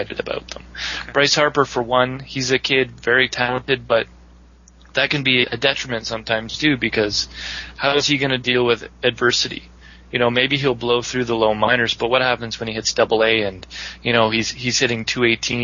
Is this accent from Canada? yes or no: yes; Canada; Us Canadians